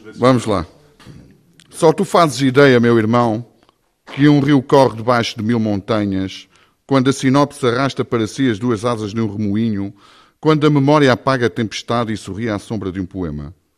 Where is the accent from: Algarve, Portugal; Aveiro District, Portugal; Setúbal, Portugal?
Aveiro District, Portugal; Ovar; Eu sou de Ovar